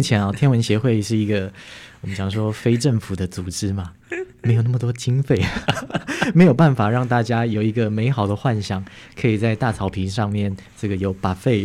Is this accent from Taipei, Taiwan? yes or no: yes; Taipei, Taiwan; moved away as an adult; now in Hualien, Taiwan; 我在台北长大，然后到花莲也十多年，大概十五年了